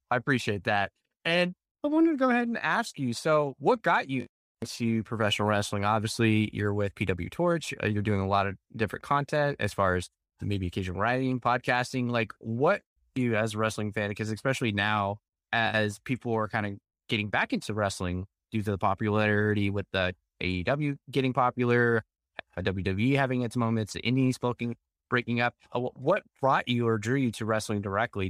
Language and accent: English; Dallas Fort Worth area, Texas, United States; I am from the Dallas Fort Worth area